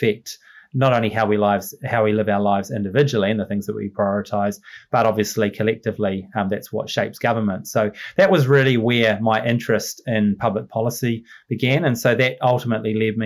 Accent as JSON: {"language": "English", "town": "Masterton", "region": "Wellington", "country": "New Zealand", "tie": "born or raised there", "also_born_or_lived": "London", "said": "I grew up on a small farm in the Wairarapa, just on the outskirts of Masterton"}